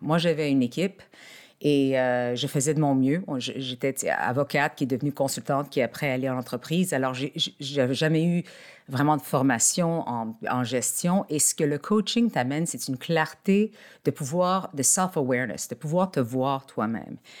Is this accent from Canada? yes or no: yes; Montreal, Quebec, Canada; je suis née à Montréal, au Québec.